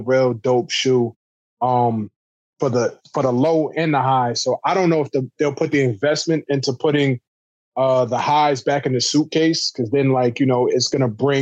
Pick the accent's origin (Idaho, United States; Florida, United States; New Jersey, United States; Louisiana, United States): New Jersey, United States; I'm from Jersey, but all my family's from New York